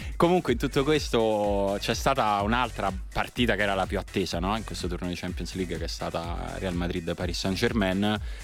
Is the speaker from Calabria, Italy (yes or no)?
no; Rome, Lazio, Italy; da romano e romanista